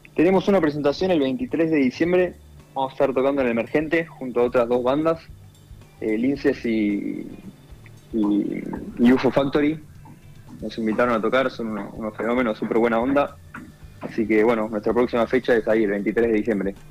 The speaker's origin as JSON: {"language": "Spanish", "region": "Buenos Aires", "country": "Argentina", "tie": "born or raised there", "said": "somos los de Buenos Aires"}